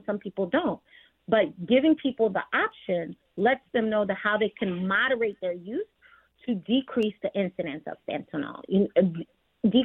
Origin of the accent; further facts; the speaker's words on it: New York, United States; I'm from New York as well. I come from a first generation Caribbean home.